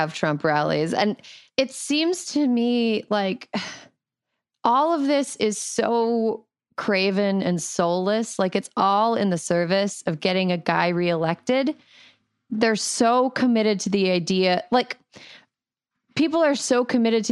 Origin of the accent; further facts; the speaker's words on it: California, United States; I, as a Californian